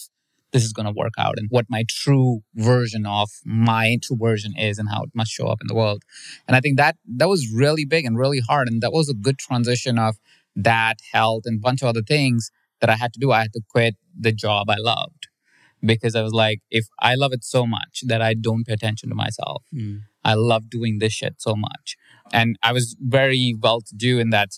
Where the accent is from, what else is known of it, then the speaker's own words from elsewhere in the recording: India; My parents are Indian. I'm from India myself